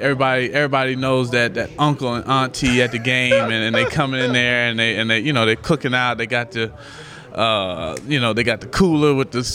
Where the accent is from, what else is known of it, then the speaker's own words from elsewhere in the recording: Washington, District of Columbia, United States; I'm from D.C.